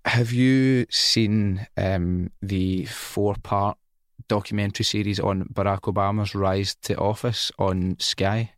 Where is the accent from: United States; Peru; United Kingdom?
United Kingdom; Scotland; also born or lived in England / Spain; I am Scottish